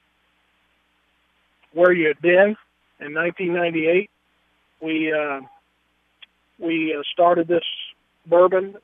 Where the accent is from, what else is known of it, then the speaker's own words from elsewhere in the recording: Kentucky, United States; I'm from Kentucky.